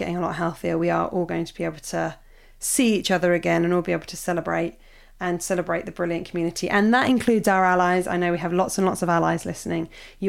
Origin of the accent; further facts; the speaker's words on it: Australia; growing up in Australia.